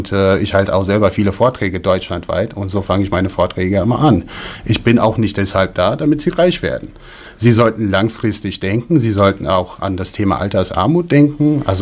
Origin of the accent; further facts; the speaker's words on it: United States; now in Germany; Dazu muss man auch sagen, ähm, der Gedanke kommt aus den USA. Ich bin in den USA aufgewachsen und da habe ich Microsoft gekauft.